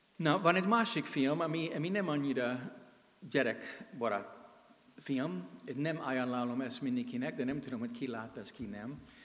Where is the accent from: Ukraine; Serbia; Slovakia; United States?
United States; Hungarian is a second language; moved away as an adult; now in Hungary; amerikai vagyok, de 32 éve itt élek és szolgálok, mint missionárius.